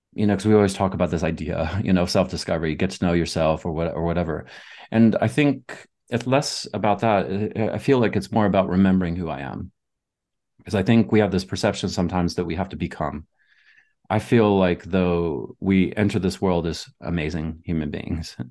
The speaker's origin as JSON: {"language": "English", "region": "Southern United States", "country": "United States", "tie": "born or raised there", "moved": "yes", "said": "I grew up in the Southern United States"}